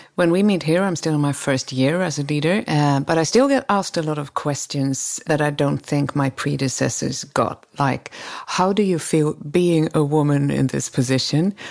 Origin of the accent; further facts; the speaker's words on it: Sweden; Sweden is, we, we maybe nicer and, and not as competitive as the Americans